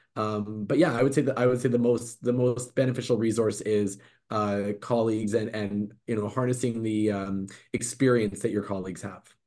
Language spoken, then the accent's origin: English; Vancouver, British Columbia, Canada; I was born and raised in Vancouver